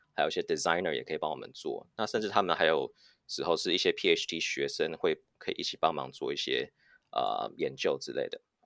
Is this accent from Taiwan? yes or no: yes; Taiwan; moved away as an adult; also born or lived in United States / United Kingdom / Singapore; now in Silicon Valley, United States; 我在嗯。美国出生，然后台湾长大，现在是戏骨 A I 新创 Learning Pal 的嗯。共同创办人